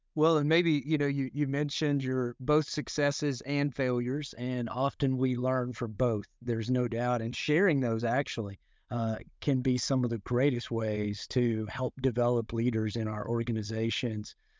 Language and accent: English; Arkansas Delta, United States; I grew up in the Arkansas Delta.